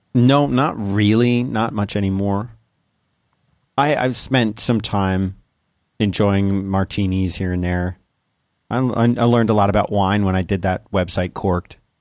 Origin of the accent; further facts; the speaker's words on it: South Florida, United States; moved away; when I was a kid growing up in South Florida